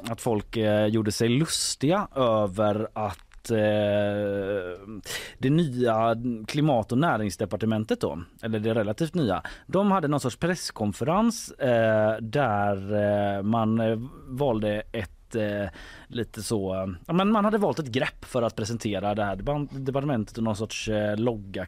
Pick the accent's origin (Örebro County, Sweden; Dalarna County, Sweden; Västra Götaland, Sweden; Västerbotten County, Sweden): Västra Götaland, Sweden; Gothenburg; i Haga där jag växte upp